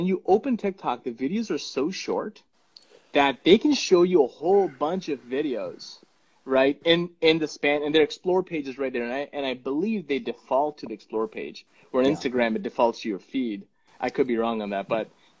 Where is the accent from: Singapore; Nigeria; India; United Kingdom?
India; Punjab; first language Punjabi; English is a second language; my mother tongue is Punjabi. I speak Punjabi from India.